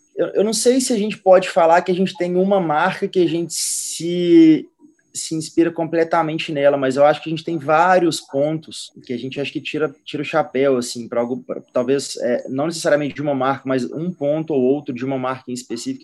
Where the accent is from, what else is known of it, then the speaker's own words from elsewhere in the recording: Minas Gerais, Brazil; A gente é de Minas, né, praticamente fui criado em Minas